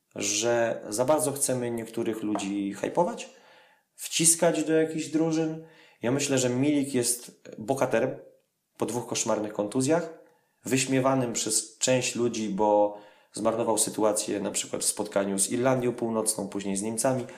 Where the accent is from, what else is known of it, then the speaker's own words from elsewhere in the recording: Poland; z Polski